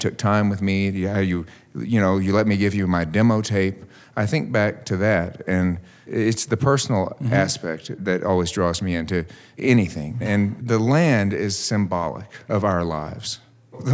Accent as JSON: {"language": "English", "region": "Gulf Coast of Texas", "country": "United States", "tie": "born or raised there", "said": "growing up on the Gulf Coast of Texas, on the Gulf Coast plain down there"}